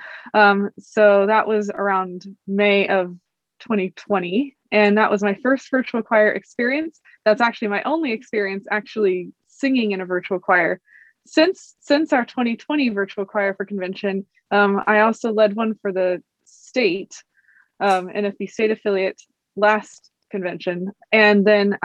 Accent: California, United States; also born or lived in Baltimore; I am from California

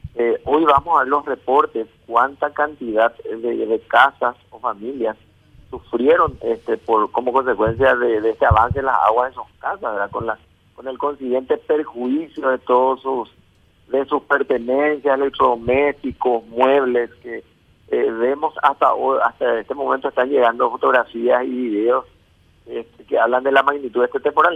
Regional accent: Paraguay; como ciudadano paraguayo

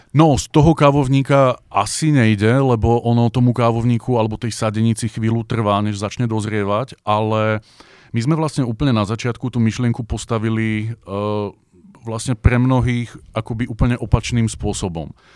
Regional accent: Bratislava, Bratislava Region, Slovakia; moved away as an adult; now in Brno, Czech Republic; ja s mojim bratom sme z Bratislavy

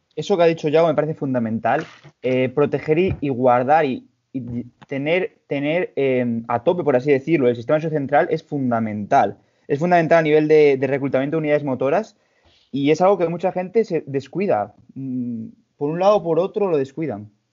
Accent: León, Castile and León, Spain; soy de aquí de León también

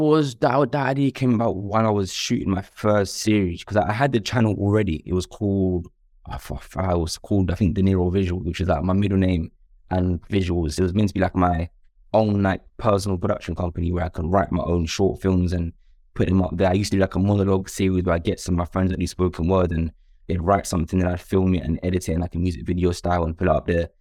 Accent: London, United Kingdom; also born or lived in Stoke Newington; I grew up in, in Upper Clapton, then I also lived in, um, Stonewall in N sixteen

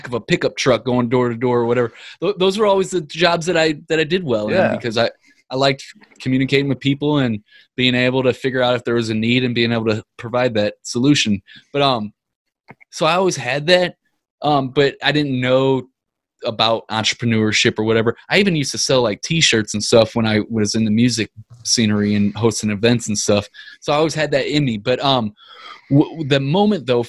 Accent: Ferguson, Missouri, United States; I'm from Ferguson, Missouri

